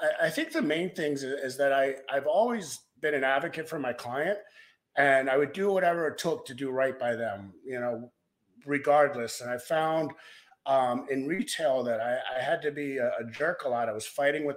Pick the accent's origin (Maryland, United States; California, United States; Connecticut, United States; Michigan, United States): Maryland, United States; moved away as an adult; also born or lived in Baltimore / Denver; now in South Lake Tahoe, United States; I grew up in Maryland